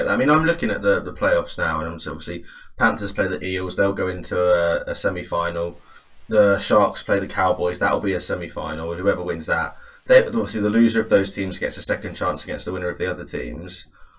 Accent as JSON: {"language": "English", "region": "England", "country": "United Kingdom", "said": "I think as an Englishman"}